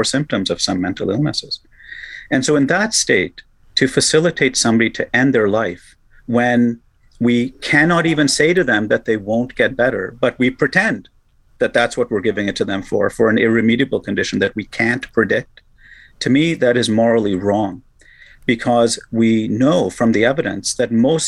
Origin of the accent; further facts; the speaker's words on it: Canada; as a Canadian, I like to pride our country